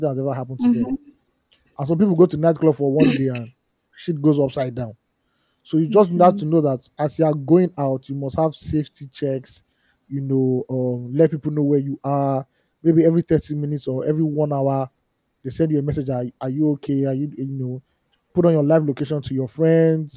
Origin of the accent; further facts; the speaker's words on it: Nigeria; as a Nigerian